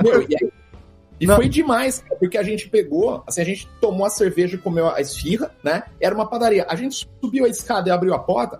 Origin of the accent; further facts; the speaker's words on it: Brazil; Eu sou do Brasil